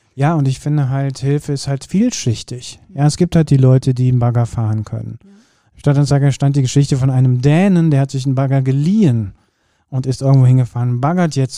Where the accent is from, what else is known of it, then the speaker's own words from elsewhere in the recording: Kürten, North Rhine-Westphalia, Germany; moved away; bei uns zu Hause verändert hat. Also da, wo ich geboren bin